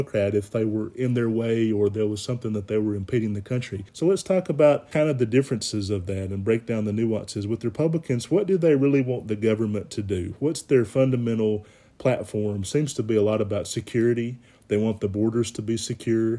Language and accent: English; Alabama, United States; growing up in Alabama